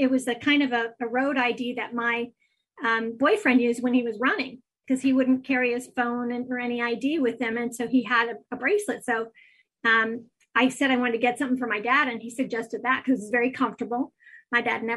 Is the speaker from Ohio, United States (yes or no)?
yes; Athens, Ohio, United States; Athens is where I grew up.